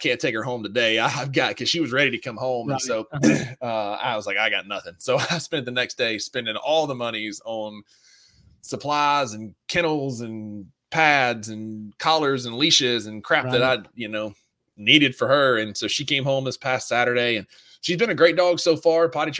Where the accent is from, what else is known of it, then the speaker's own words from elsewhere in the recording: Kossuth, Mississippi, United States; we grew up on Kossuth water